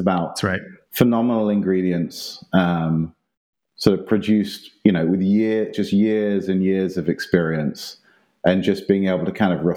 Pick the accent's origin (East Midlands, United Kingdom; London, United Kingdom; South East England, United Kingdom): South East England, United Kingdom; now in Austin, United States; growing up in England, we used to go down to Italy and the south of France each summer